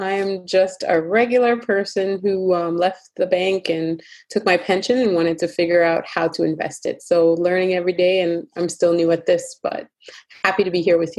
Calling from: Toronto, Ontario, Canada; I am joining you from Toronto, Ontario, Canada.

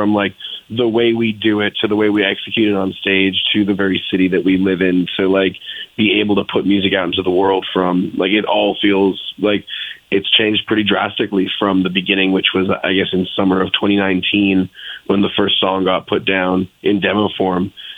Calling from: Los Angeles, California, United States; We are all in L.A. right now, and it's super sunny and nice.

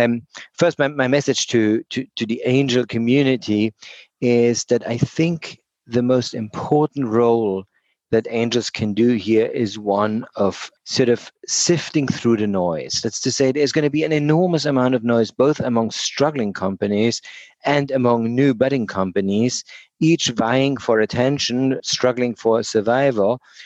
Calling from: Oxford, South East England, United Kingdom; I am calling in from Oxford, England. I spend a significant amount of time in British Columbia and work very closely with NACO.

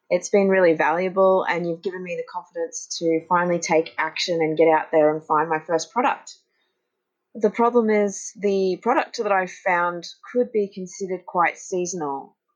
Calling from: Brisbane, Queensland, Australia; I'm checking in from Brisbane, Australia.

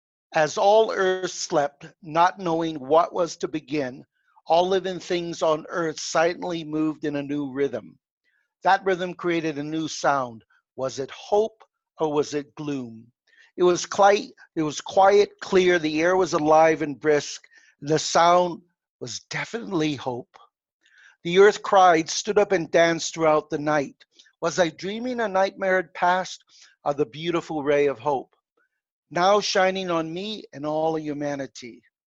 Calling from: Mexico; I'm calling from my home in Mexico. Uh-huh. My wife is Hispanic, so we spend a lot of time in Mexico.

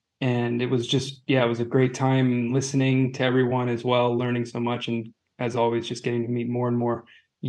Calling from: Zurich, Switzerland; I'm joining from Zurich, so it's evening here for me.

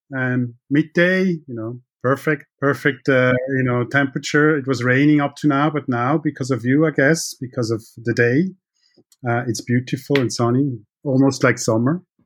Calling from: Zurich, Switzerland; I'm calling from beautiful Zurich

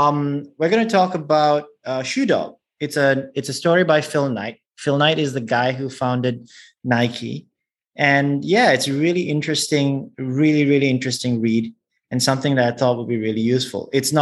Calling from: Singapore; I'm calling in from Singapore.

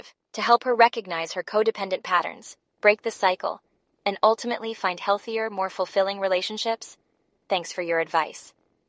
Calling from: Portland, United States; Hey Brainwaves … I'm calling from Portland.

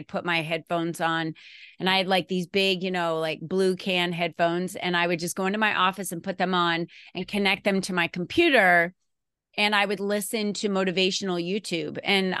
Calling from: Arizona, United States; And I'm coming from Arizona today. So the weather in Arizona is actually really nice and cool this morning.

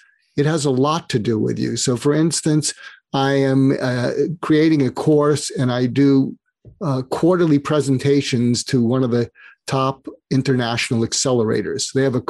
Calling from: Los Angeles, California, United States; I'm calling in from Los Angeles.

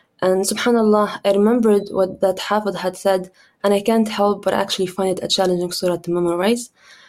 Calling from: Canada

